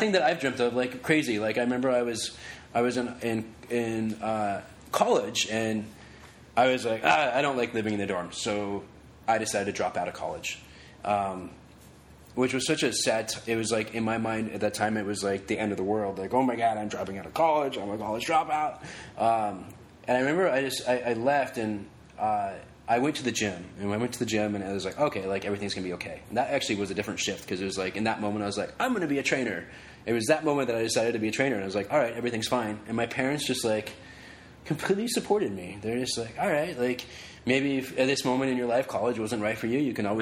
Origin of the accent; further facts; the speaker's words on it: Reno, Nevada, United States; moved away as an adult; now in Los Angeles, United States; growing up in Reno and, like, in high school and stuff, like, I played football, I wrestled